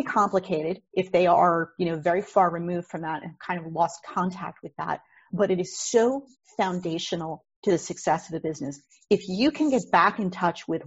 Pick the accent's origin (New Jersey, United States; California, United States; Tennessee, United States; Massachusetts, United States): New Jersey, United States; I am a Jersey girl, lifelong, born and raised in New Jersey.